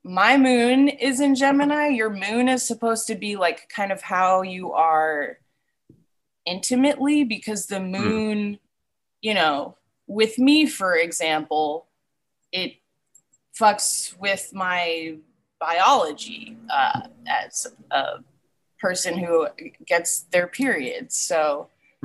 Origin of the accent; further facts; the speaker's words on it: Plainfield, New Jersey, United States; I'm from Plainfield